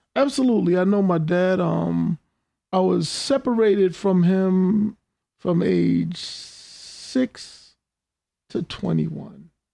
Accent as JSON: {"language": "English", "town": "New York City", "region": "New York", "country": "United States", "tie": "born or raised there", "said": "I grew up in Queens from the the '60s through the '80s"}